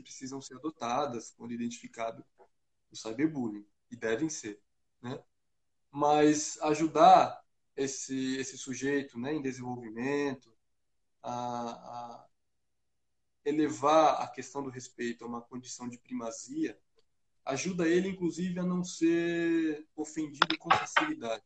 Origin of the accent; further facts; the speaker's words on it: Brazil; eu, como bom brasileiro